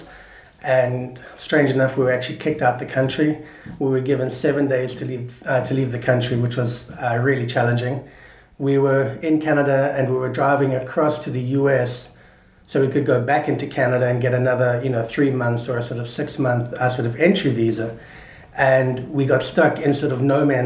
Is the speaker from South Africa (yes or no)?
yes; South Africa; moved away as an adult; now in Santa Barbara, United States; I'm always South African at heart. I love coming back